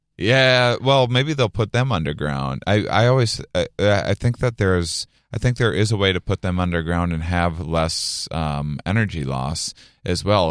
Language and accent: English; a little town outside of La Crosse, Wisconsin, United States; my hometown, a little, little town outside of La Crosse, Wisconsin, on the border of Minnesota and Iowa